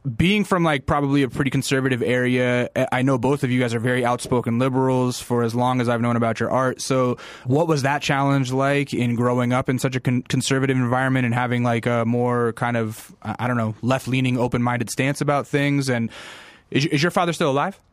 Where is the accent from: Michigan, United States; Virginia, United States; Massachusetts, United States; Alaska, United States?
Alaska, United States; I'm from Alaska, and, like, you know, I actually went to a school that was pretty heavily influenced by rap music, 'cause it was a military base